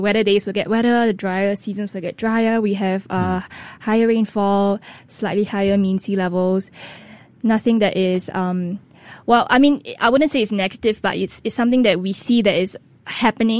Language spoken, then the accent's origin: English; Singapore; a citizen living in Singapore